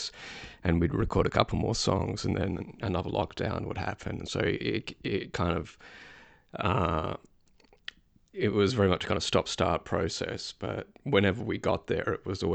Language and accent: English; Melbourne, Victoria, Australia; moved away as an adult; now in United Kingdom; I'm from Melbourne, and I relocated to the UK in 2019